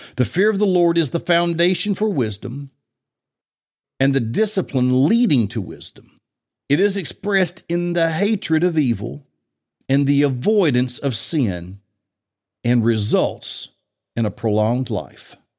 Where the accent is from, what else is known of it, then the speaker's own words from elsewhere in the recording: Bible Belt, the South, United States; I grew up in the Bible Belt